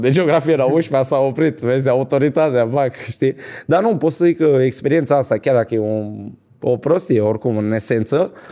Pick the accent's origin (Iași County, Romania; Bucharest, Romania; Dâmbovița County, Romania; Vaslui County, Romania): Bucharest, Romania; Din uh, Ferentari.